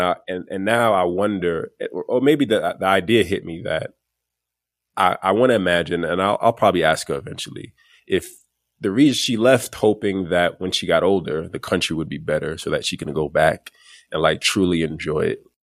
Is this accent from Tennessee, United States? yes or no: no; New York City, New York, United States; I grew up in Flatbush, Brooklyn, which is predominantly the West Indian